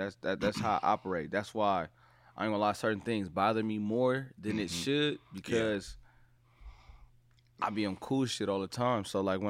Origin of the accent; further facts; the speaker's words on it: Watts, California, United States; From Watts, you know what I'm saying? I'm gonna say Watts, California to be exact.